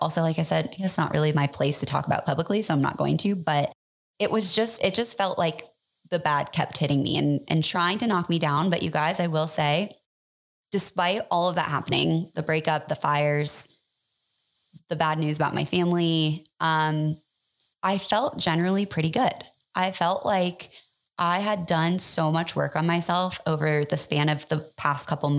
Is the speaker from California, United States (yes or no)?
no; Superior, Colorado, United States; also born or lived in Boulder; I grew up in Boulder, but more specifically, I grew up in Superior. I went to high school there.